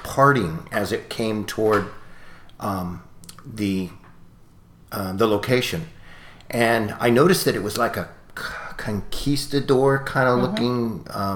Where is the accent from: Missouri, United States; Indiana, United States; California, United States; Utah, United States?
California, United States; Ventura; growing up in Ventura, and the mission in Ventura